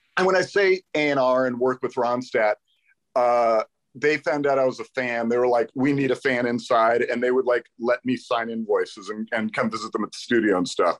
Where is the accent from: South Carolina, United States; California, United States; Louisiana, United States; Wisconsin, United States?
California, United States; the Valley; I grew up in the Valley.